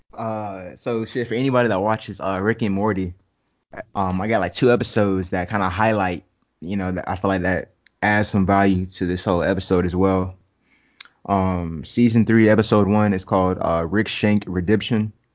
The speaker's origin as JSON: {"language": "English", "town": "Jacksonville", "region": "Florida", "country": "United States", "said": "I'm from Jax. I'm from Jacksonville, Duval."}